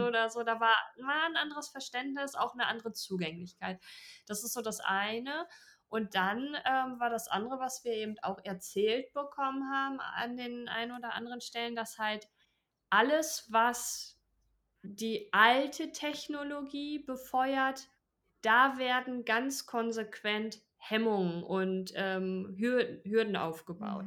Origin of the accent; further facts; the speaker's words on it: Germany; bei uns in Deutschland